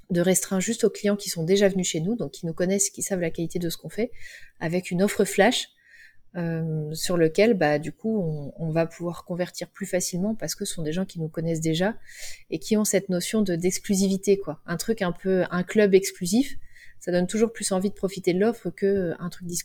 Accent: Cholet, Pays de la Loire, France; Moi, elle est dans mon cœur parce que c'est là où j'ai grandi, mais bon, c'est pas non plus euh, un haut lieu

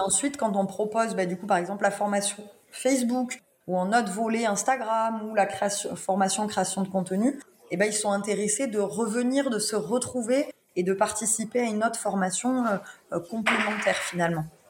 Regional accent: Lozère, Occitania, France; je suis née en Lozère, donc je suis très chauvine.

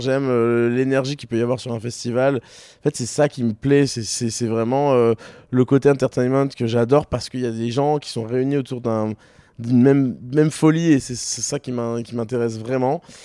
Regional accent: Toulon, Provence-Alpes-Côte d'Azur, France; moved away as an adult; also born or lived in Paris; now in Marseille, France; je viens de Toulon à la base

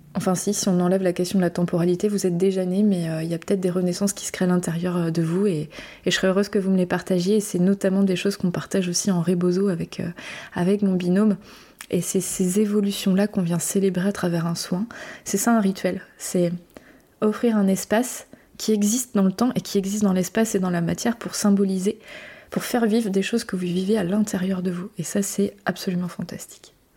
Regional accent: Brittany, France; je suis française. Française euh, en métropole, je viens de Bretagne.

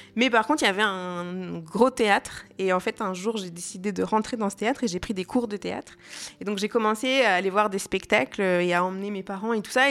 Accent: Jura, Bourgogne-Franche-Comté, France; now in Lyon, France; je suis pas lyonnaise, mais je viens pas très loin. Je viens du Jura

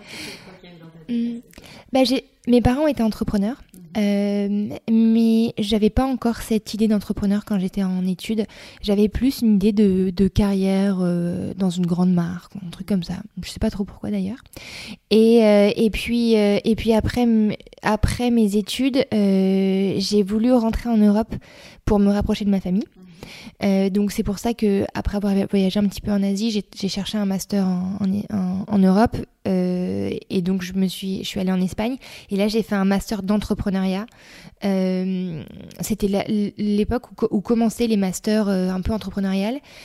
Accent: Reims, Grand Est, France; moved away as an adult; also born or lived in Australia; j'ai grandi dans l'Est de la France, à Reims

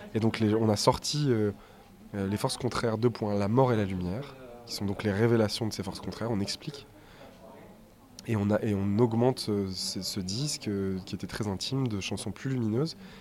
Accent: Saint-Étienne, Auvergne-Rhône-Alpes, France; notre mère vit à Terre Noire encore, dans notre, la maison d'enfance dans laquelle on a grandi

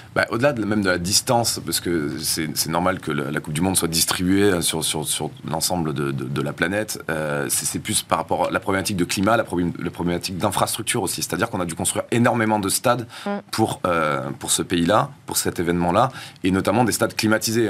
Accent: South-West, south-west France, France; je viens aussi du Sud-Ouest, je suis rugbyman

